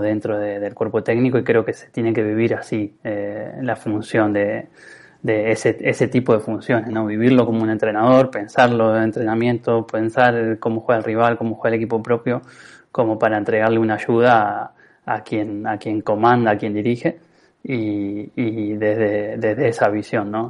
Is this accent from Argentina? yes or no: yes; Rafaela area, Santa Fe, Argentina; jugué en, Liga Rafaelina, en, eh, casi semi-amateur en, el club de mi pueblo, pero jugué de los seis años hasta, hasta llegar a primera